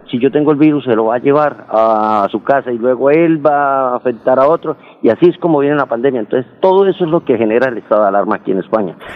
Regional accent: Bucaramanga, Santander, Colombia; yo lo que quería decirle a mi pueblo colombiano y en especial a mi Bucaramanga

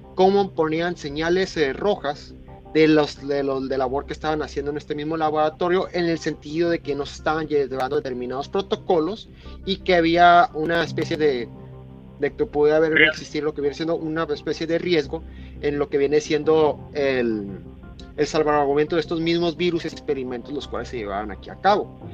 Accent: Mexico; como mexicano

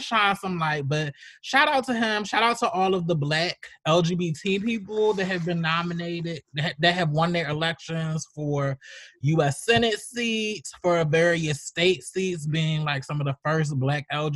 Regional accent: Baltimore, Maryland, United States; my hometown, Baltimore, Maryland

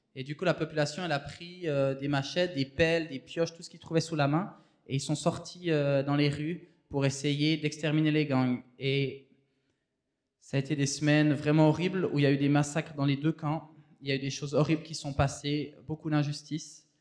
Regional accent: Switzerland; moved away as an adult; also born or lived in Haiti; on vient de la Suisse

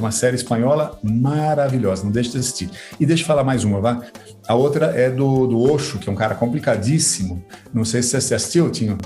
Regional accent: Sorocaba, São Paulo, Brazil; also born or lived in United States; sorocabês, de onde eu sou.

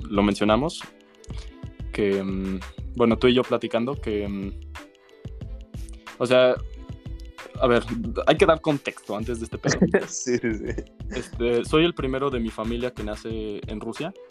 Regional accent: Mexico; mi familia es rusa, vivo en México, yo soy mexicano.

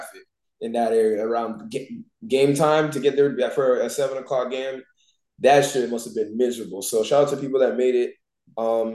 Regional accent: Canada; we're Canadian

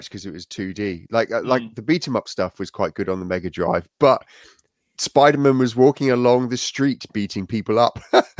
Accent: South Africa; I grew up in South Africa

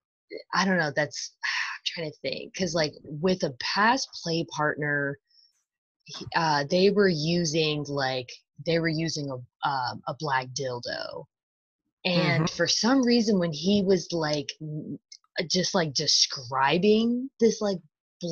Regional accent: New York, United States; me being a New Yorker

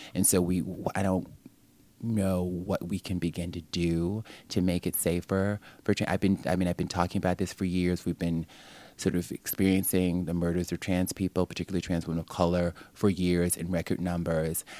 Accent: New York, United States; I'm just programmed as a New Yorker

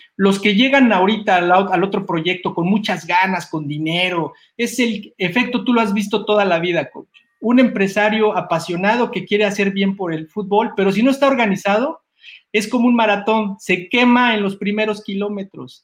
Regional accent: Mexico City, Mexico; yo soy chilango

